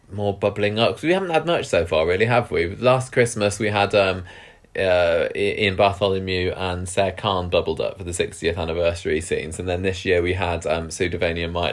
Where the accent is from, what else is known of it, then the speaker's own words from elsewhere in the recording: United Kingdom; I could do without all of that. Thank you very much. I'm British after all.